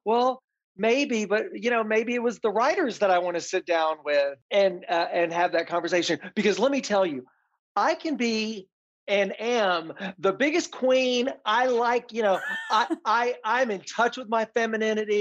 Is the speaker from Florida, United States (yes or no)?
no; Tennessee, United States; I grew up in the South, in Tennessee, on a farm